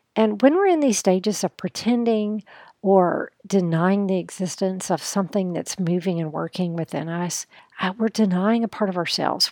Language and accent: English; United States; as a woman, as an American woman